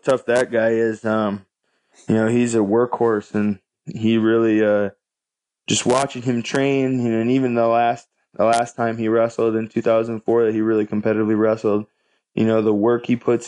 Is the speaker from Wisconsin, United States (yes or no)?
yes; Stevens Point, Wisconsin, United States; I luckily had Dennis Hall in my hometown